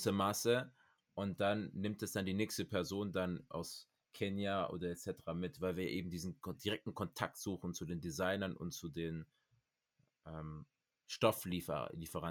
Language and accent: German; Cameroon; bei uns in Kamerun